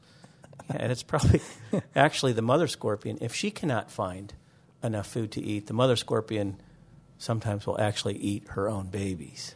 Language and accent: English; Northeastern Ohio, United States; moved away; growing up in Northeastern Ohio, I wanted to be a marine biologist